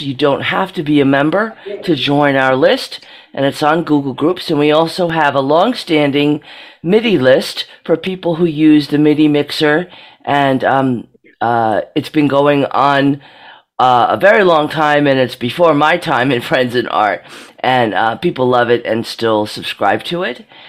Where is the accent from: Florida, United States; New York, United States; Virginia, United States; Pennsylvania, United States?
Pennsylvania, United States; Monroeville; I'm from Monroeville, Pennsylvania